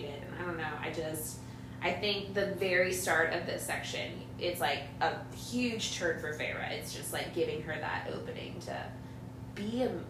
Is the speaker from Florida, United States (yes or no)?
no; California, United States; I'm from California